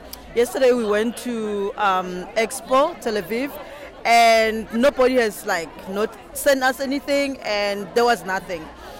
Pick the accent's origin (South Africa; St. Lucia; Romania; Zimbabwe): South Africa; now in Israel; I'm originally from South Africa.